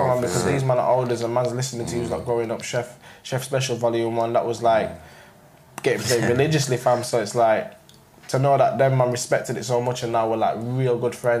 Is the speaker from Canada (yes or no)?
no; Sheffield, Yorkshire and the Humber, United Kingdom; growing up in Sheffield's not massive, you get me?